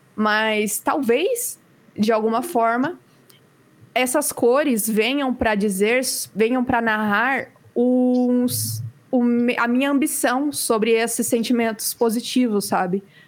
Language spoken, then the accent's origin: Portuguese; Campo Mourão, Paraná, Brazil; eu nasci e cresci aqui em Campo Mourão